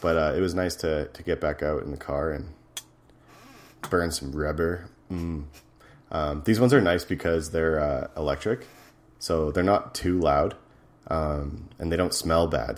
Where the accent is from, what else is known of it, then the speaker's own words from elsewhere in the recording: Edmonton, Alberta, Canada; my hometown, Edmonton